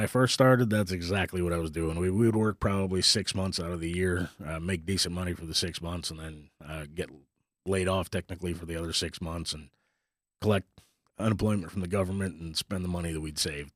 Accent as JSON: {"language": "English", "region": "Northern Ontario", "country": "Canada", "tie": "born or raised there", "moved": "yes", "lives_now": "Texas, United States", "said": "I grew up up in Canada, in Northern Ontario, so it's a little small town of eight hundred people in the middle of nowhere."}